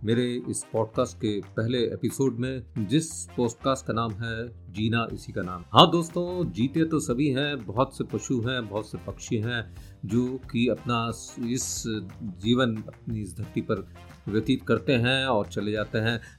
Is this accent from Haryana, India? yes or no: no; Bhopal, Madhya Pradesh, India; मैं भी भोपाल का रहने वाला हूँ